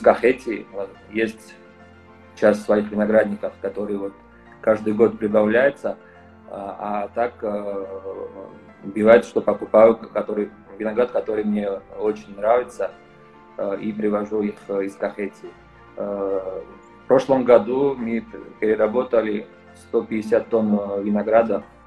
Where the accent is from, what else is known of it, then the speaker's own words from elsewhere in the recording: Georgia; also born or lived in France; Родился в Ерас в Грузии, э, учился во Франции и вернулся работать еще раз в Грузии